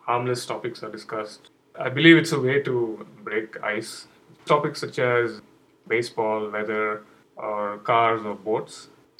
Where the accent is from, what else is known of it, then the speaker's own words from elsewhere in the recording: India; English is a second language; moved away as an adult; now in United States; There were not a lot of many official holidays in the US. I was coming from India. We had a lot of festivals and occasions where we used to get a lot of holidays.